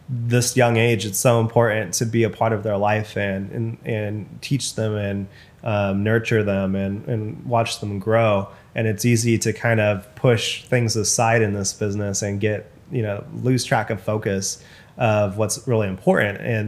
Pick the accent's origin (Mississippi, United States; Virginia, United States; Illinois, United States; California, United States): California, United States; Bakersfield; moved away as an adult; also born or lived in Sacramento, California; now in Bay Area, United States; my hometown, for example, in Bakersfield